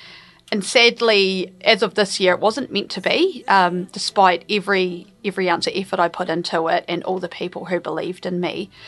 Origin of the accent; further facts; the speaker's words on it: Murihiku, Southland, New Zealand; Nō Mirihiku aho, ko Ngāi Tahu, Ngāti Māmoe, me Waitaha, ngā iwi te taha tōku mama, ko... Ai.